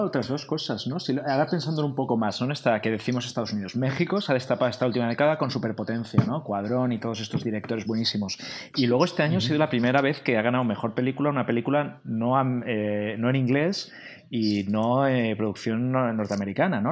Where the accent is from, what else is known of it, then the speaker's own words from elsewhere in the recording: Spain; Como español de cultura latina, que nos gusta sociabilizar el bar, la terraza